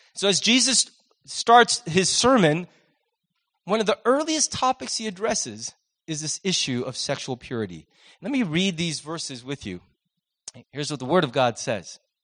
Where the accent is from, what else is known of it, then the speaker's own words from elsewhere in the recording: United States; as Americans